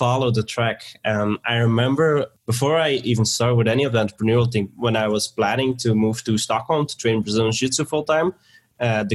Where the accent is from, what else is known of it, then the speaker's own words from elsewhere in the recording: Belgium; also born or lived in Sweden; now in Bulgaria; I am actually in Bulgaria and I'm from Belgium.